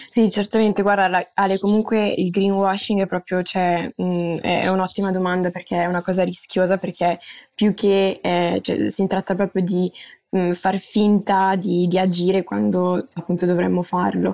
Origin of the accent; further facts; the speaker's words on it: Milan, Lombardy, Italy; moved away as an adult; now in Netherlands; io sono nata e cresciuta a Milano